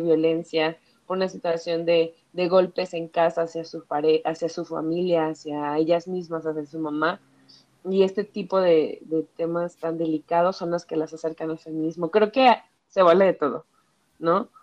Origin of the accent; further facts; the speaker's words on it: Ecatepec, State of Mexico, Mexico; moved away as an adult; now in Mexico City, Mexico; toda mi infancia, adolescencia y este, hasta los 23 viví en Ecatepec